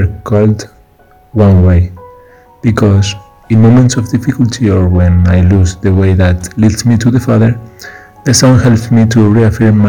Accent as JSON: {"language": "English", "country": "Spain", "said": "from Spain"}